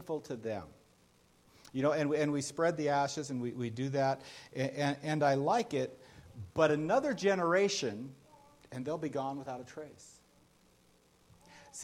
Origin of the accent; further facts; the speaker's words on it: United States; I realized I am an American. I do identify with my country